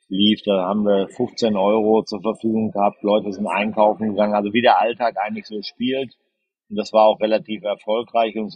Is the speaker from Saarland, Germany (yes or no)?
no; North Rhine-Westphalia, Germany; moved away; das Schönste war eigentlich meine Heimat über die Kanäle Dortmund, äh, Waldrop, Recklinghausen und äh, Dorsten nochmal neu kennenzulernen nach 25 oder 30 Jahren, wo ich da weg war